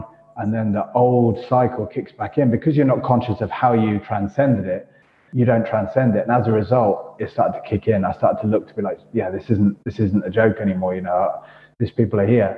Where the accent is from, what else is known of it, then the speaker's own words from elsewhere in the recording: United Kingdom; moved away as an adult; also born or lived in Toulon, France; being British